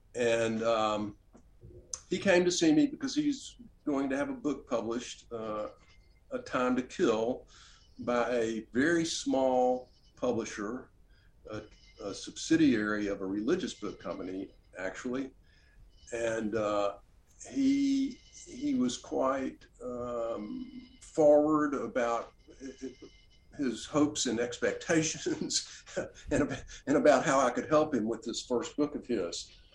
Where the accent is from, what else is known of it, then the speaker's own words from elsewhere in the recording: Oxford, Mississippi, United States; also born or lived in Washington, D.C.; back to Oxford, my, the, the, my hometown, place where I grew up, and open a bookstore here